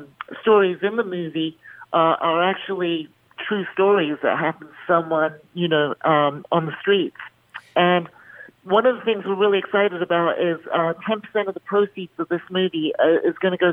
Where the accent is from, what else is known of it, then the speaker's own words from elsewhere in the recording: Bahrain; You know, I grew up in the Middle East in Bahrain, where I was in the minority.